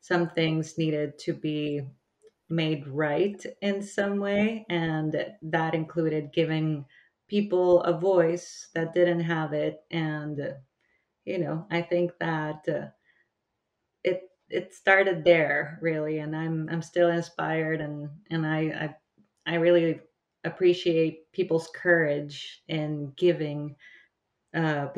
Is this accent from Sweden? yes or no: no; El Salvador; I come from El Salvador